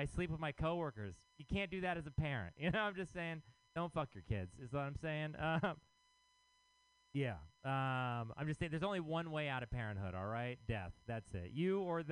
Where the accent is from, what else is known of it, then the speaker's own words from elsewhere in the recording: Texas, United States; now in San Francisco, United States; I am from Texas